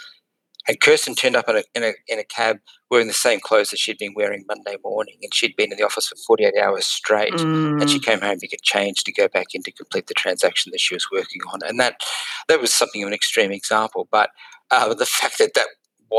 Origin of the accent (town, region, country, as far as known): Brisbane, Queensland, Australia; moved away as an adult; also born or lived in London / Singapore